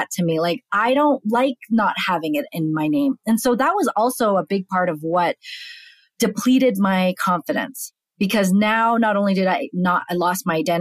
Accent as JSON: {"language": "English", "country": "Canada", "tie": "born or raised there", "moved": "as an adult", "lives_now": "United States", "said": "I'm born and raised in Canada"}